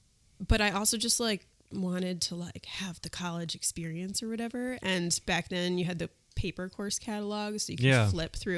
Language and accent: English; New York City, New York, United States; moved away as an adult; also born or lived in Boston; I grew up in New York City.